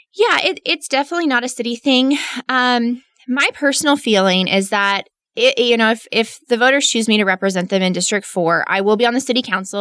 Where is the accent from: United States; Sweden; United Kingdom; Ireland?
United States; Midland, Texas; also born or lived in Austin; born and raised in Midland